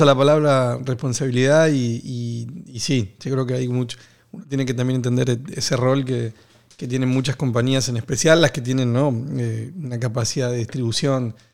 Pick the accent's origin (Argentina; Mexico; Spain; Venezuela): Argentina; soy argentino